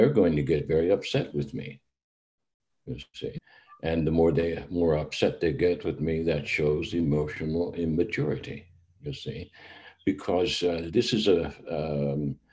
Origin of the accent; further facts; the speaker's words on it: United States; moved away; myself as an American